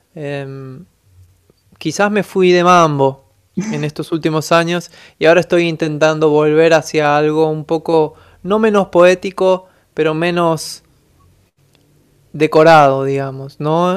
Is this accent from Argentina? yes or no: yes; Buenos Aires, Argentina; soy de Buenos Aires, Argentina